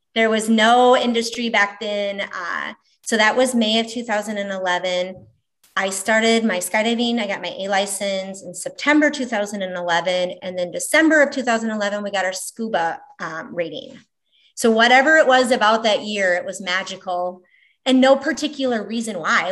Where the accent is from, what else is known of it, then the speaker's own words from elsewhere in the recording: Minneapolis, Minnesota, United States; moved away as an adult; also born or lived in Omaha, Nebraska; now in Valley, Nebraska, United States; originally Minneapolis, Minnesota, now Omaha, Nebraska, Valley, Nebraska for the last 25 something years